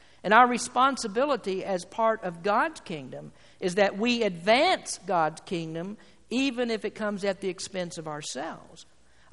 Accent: United States; I'm an American citizen.

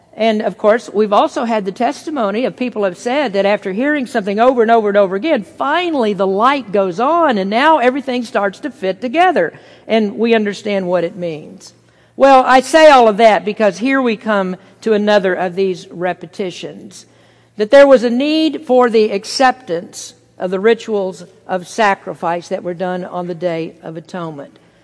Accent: United States

